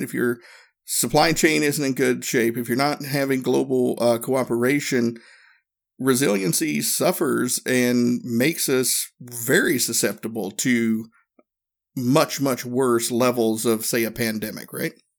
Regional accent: Erwin, Tennessee, United States; moved away; my hometown, small town, Northeast Tennessee, little place called Irwin

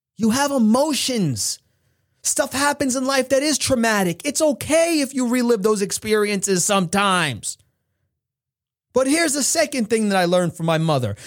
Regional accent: United States; I am an American

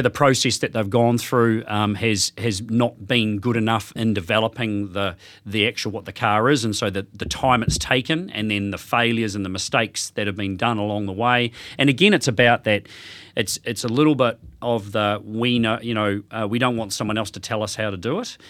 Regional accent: Hawke's Bay, New Zealand; moved away as an adult; also born or lived in Australia; I was originally from Hawke's Bay, uh, left there back in the nineties, whenever it was, and ended up in Australia

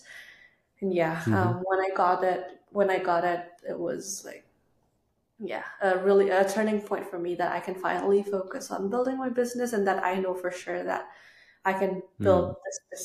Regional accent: Indonesia; moved away as an adult; now in United States; we're all from Indonesia.

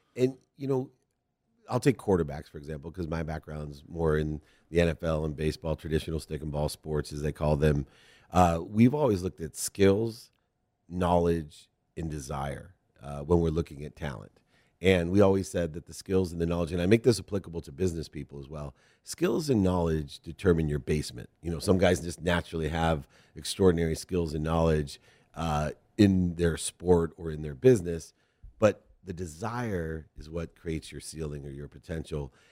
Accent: Ohio, United States; moved away; we're both from Ohio originally, born there

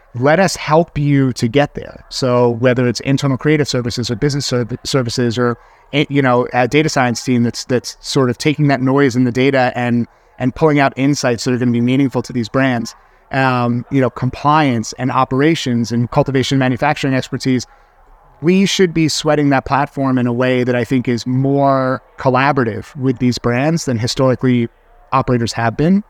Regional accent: New York, United States; as a New Yorker

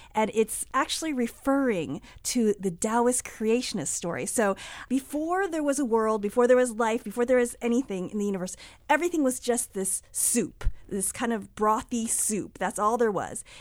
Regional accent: United States; I grew up here in the United States

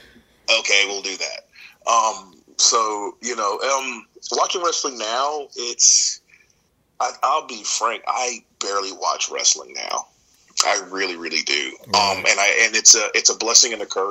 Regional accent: Atlanta, Georgia, United States; moved away as an adult; now in Maryland, United States; I actually live in Maryland, but I'm originally from Atlanta, Georgia

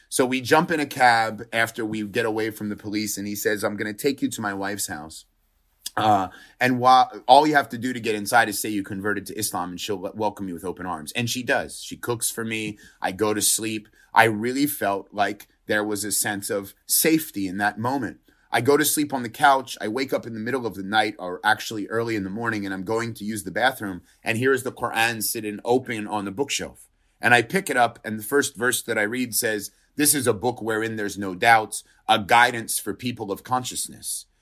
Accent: Pennsylvania, United States; I was born in Pennsylvania in a very rural town

